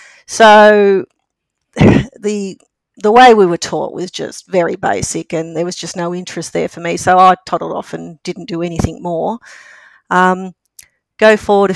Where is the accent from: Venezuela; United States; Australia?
Australia; Melbourne, Victoria; I grew up in Melbourne in the southeastern suburbs in Berwick or around